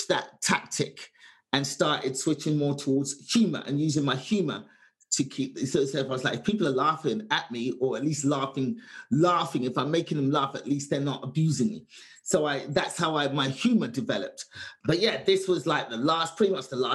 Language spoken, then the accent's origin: English; London, United Kingdom; born or raised there; moved away